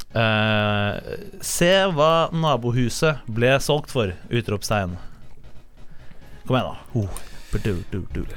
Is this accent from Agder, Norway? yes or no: no; Oslo, Norway; Jeg er fra Oslo